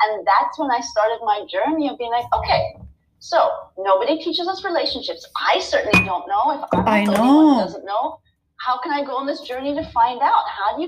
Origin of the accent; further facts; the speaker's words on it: Nepal; also born or lived in Thailand / India; I was born in Thailand. I grew up in Nepal and India.